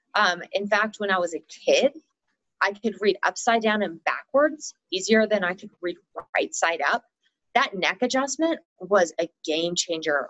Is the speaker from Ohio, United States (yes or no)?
no; Texas, United States; now in Colorado, United States; I did most of my growing up in Texas, but we always had extended family here. So I was really between Colorado and Texas